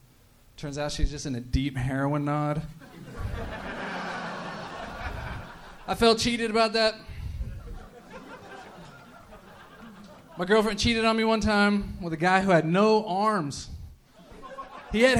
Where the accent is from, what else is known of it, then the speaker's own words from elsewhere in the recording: San Francisco, California, United States; So I'm from here, from San Francisco. From San Francisco, not Antioch. I'm from here. I'm from Bernal Heights